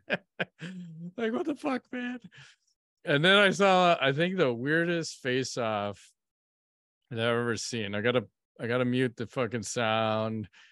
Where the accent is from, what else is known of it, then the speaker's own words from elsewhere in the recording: Chicago, Illinois, United States; We're from Chicago. I support the White Sox.